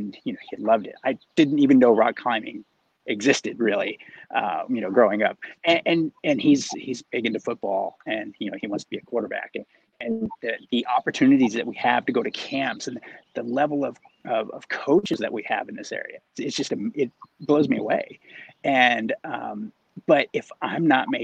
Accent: Oklahoma, United States; moved away as an adult; now in South Orange County, United States; I grew up in Oklahoma and spent the early part of my life there.

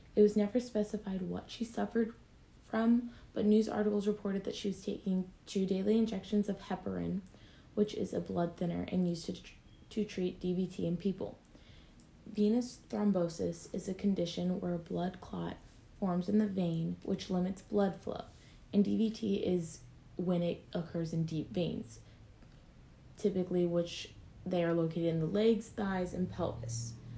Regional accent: Troy/Piqua area, Ohio, United States; it was in my hometown

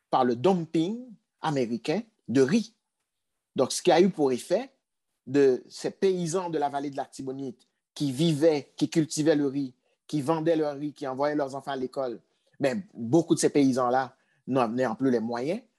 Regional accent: Artibonite, Haiti; Du côté de ma famille, nous, nous sommes originaires d'une région d'Haïti qui s'appelle l'Artibonite.

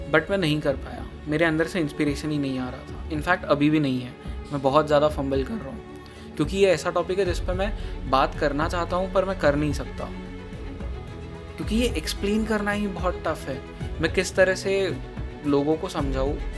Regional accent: India; मैं जन्म से पला बड़ा ही इंडिया में हूँ

